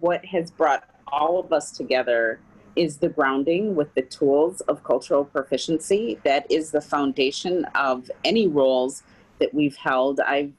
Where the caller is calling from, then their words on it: Minneapolis, Minnesota, United States; I come to you from Minneapolis, Minnesota, from the Twin Cities.